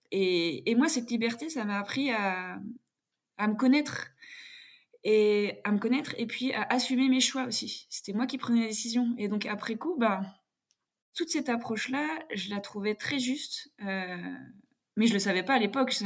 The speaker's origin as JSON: {"language": "French", "area": "Jura", "region": "Bourgogne-Franche-Comté", "country": "France", "tie": "born or raised there", "also_born_or_lived": "Paris region", "said": "je suis née en région parisienne, mais j'ai grandi dans le, dans le Jura."}